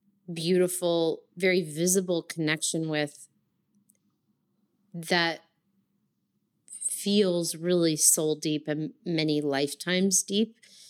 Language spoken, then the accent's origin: English; New Jersey, United States; moved away as an adult; also born or lived in New York / Long Island; I was raised in Jersey, as you may or may not know, and I also had a very deep Catholic upbringing, and Jersey is very pretty, but I grew up like 15 minutes outside of Manhattan